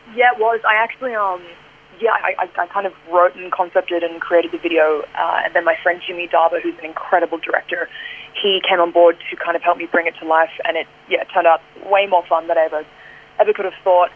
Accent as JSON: {"language": "English", "country": "Australia", "said": "I'm an Aussie and this is my home"}